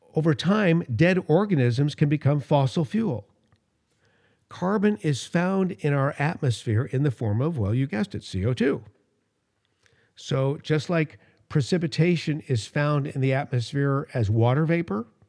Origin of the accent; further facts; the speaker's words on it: Los Angeles, California, United States; growing up in Los Angeles, the air was so bad when I was a little kid.